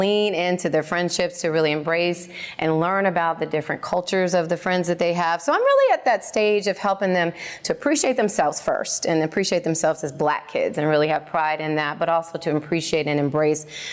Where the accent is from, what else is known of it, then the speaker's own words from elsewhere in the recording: Indianapolis, Indiana, United States; I grew up in Indianapolis in a predominantly white community